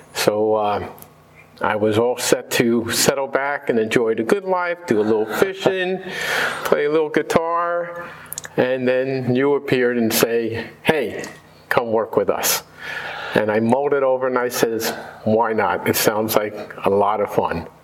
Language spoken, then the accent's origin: English; New Jersey, United States; I grew up in New Jersey